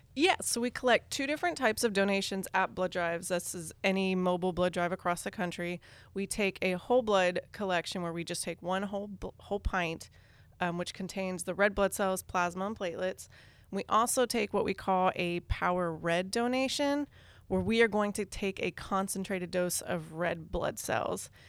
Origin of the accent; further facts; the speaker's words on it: Northern Virginia, United States; moved away as an adult; also born or lived in Western Kentucky; now in Louisville, United States; I am from Northern Virginia, outside of D C.